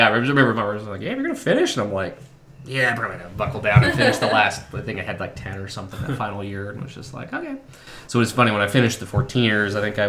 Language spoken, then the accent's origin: English; Colorado, United States; I was born and raised in Colorado